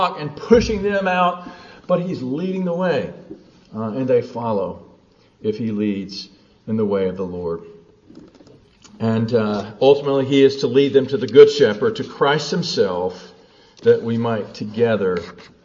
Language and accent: English; the South, United States; I grew up in the South